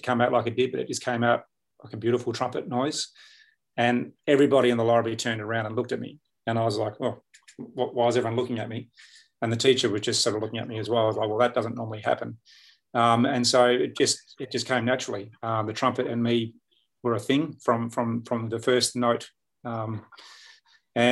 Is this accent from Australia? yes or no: yes; Perth, Western Australia, Australia; I grew up on the West Coast here in Perth